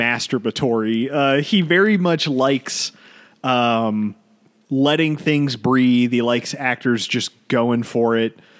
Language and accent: English; United States; as an American